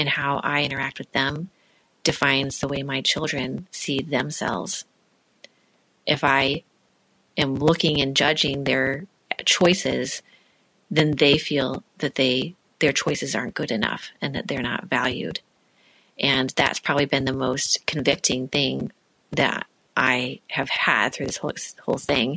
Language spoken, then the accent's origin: English; Illinois, United States; I'm from Illinois.